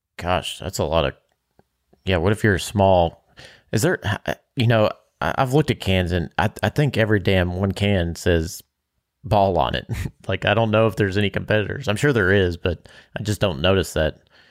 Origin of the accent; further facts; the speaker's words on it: Bardstown, Kentucky, United States; growing up in Bardstown, you have deer and, or venison, and that's a staple